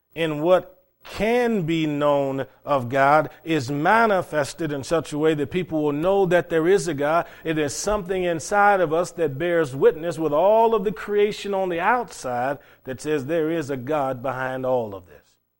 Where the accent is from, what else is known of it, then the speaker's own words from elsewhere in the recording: Cleveland, Ohio, United States; what I had growing up in Cleveland, Ohio in high school.